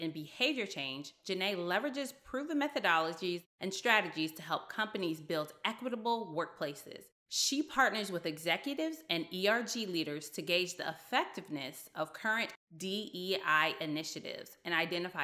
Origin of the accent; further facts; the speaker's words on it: the South, United States; being a Southerner in the United States